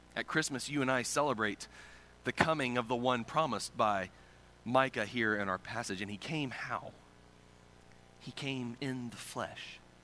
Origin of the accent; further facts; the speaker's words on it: Circleville, Ohio, United States; now in Pasquotank County, North Carolina, United States; My hometown of Circleville, Ohio is situated in the beautiful, scenic countryside of South Central Ohio.